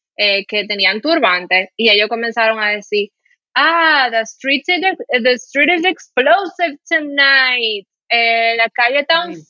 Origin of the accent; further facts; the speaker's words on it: Dominican Republic; accent: Dominican; moved away as an adult; also born or lived in Spain; cuando me decían, "¿De dónde tú eres?" y yo le decía que yo era dominicana